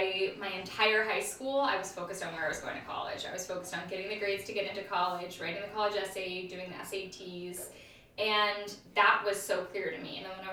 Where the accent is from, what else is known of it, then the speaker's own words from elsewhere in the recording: London, United Kingdom; also born or lived in Tokyo, Japan; So I was born in London, and then we were in Tokyo, and then back to London. And throughout that entire time period, we always would move neighborhoods.